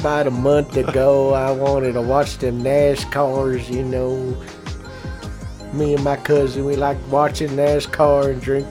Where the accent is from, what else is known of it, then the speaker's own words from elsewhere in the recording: Texas, United States; Oh, I'm going to go up to my hometown, Texas, and I'm going to get me a turkey.